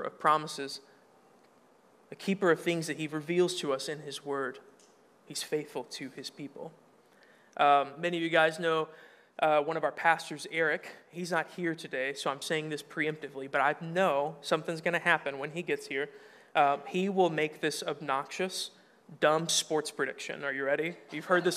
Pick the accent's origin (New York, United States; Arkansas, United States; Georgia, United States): Arkansas, United States; moved away; I'm from Arkansas. You can make fun of the way I talk